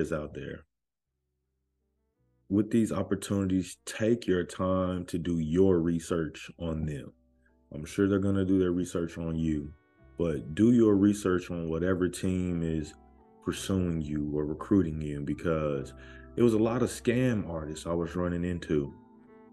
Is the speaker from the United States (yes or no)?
yes; United States; me as an American